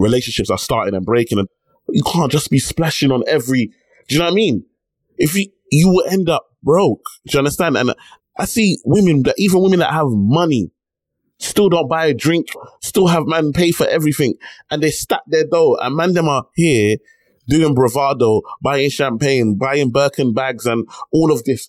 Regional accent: United Kingdom; I'm born in the UK, but I'm Nigerian at heart

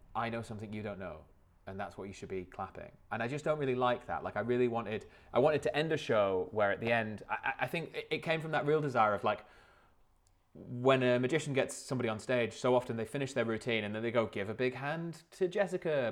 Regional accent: Lake District, North West England, United Kingdom; I grew up in the Lake District

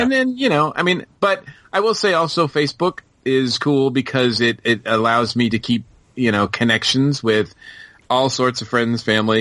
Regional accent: Massachusetts, United States; moved away as an adult; now in Georgia, United States; I'm from Massachusetts, so it was always like, boom, cold

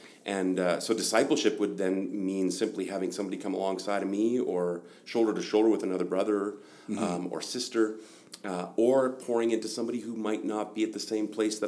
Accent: Germany; also born or lived in Northern Alberta, Canada; I was born in Northern Alberta, 1 year old, and then mom and dad moved to Germany as missionaries.

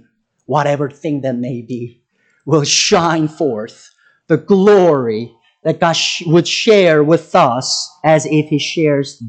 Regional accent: South Korea; moved away as an adult; I'm from South Korea. I was born and raised there.

